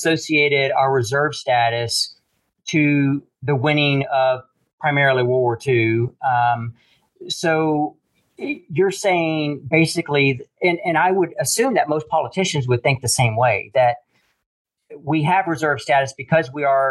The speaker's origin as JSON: {"language": "English", "country": "United States", "said": "as an American"}